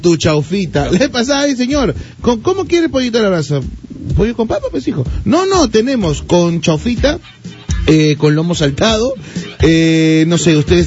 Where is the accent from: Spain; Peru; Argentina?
Peru; Como buenos peruanos